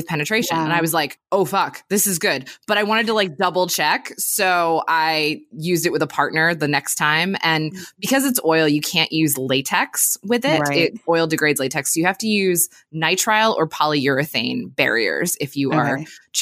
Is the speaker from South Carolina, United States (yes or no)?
no; Pennsylvania, United States; moved away as an adult; now in California, United States; I grew up in Pennsylvania, which up until recently was a prohibition state. And then I moved to California in 2013